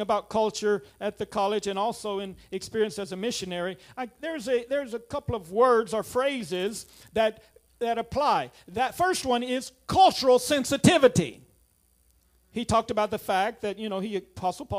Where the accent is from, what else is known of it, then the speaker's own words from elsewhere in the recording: United States; also born or lived in Suriname; I'm an American